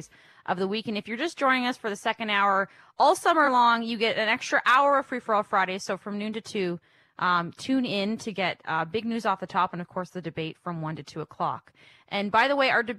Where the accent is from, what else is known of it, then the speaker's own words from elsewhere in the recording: Windsor, Ontario, Canada; I grew up in a border town as well. I grew up in Windsor area.